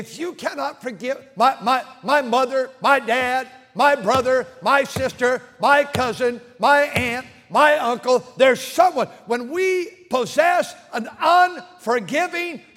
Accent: United States; I'm American. I'm so thankful that I live in this country where the word of God can still be preached

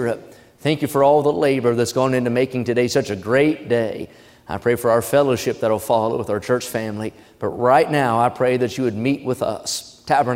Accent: United States; as an American

